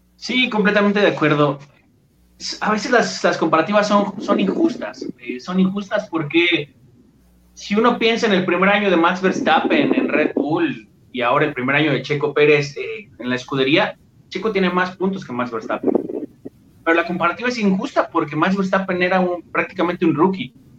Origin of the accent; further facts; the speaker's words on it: Mexico; a nosotros como, mexicanos